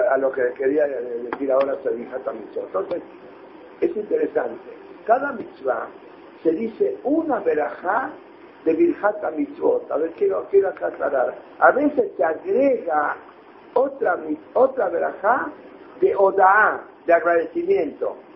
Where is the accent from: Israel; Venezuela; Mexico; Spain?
Israel; perdone, pero los israelíes tenemos humor. ustedes Tenemos muchos problemas, tenemos humor. Ya, ya, yo soy israelí, ¿eh?